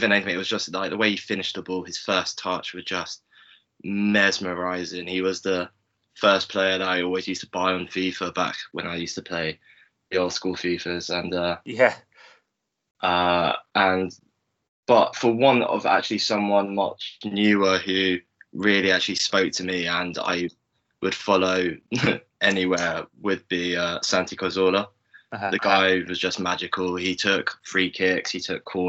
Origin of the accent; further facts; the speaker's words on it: London, United Kingdom; also born or lived in Bristol; I was raised in North London about 25 minutes, half an hour walk away from Highbury.